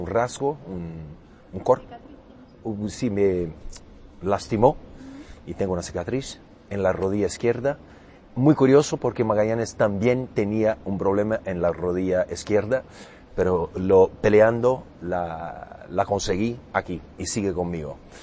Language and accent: Spanish; Brazil; Spanish is a second language; soy brasileño, eh, acento portugués